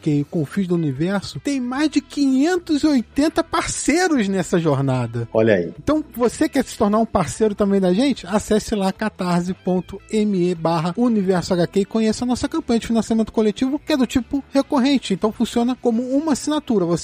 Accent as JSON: {"language": "Portuguese", "town": "Porto Alegre", "region": "Rio Grande do Sul", "country": "Brazil", "also_born_or_lived": "Pelotas", "said": "De Porto"}